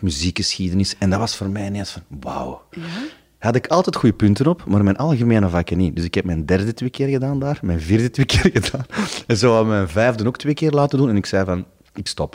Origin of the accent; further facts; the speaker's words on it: Stabroek, Flanders, Belgium; bij ons in Stabroek, hadden ze een, een groot warenhuis